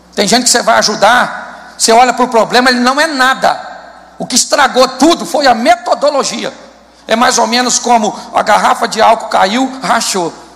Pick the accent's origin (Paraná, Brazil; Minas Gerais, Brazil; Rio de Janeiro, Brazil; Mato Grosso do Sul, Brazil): Rio de Janeiro, Brazil; Eu sou carioca, mas sou convertido.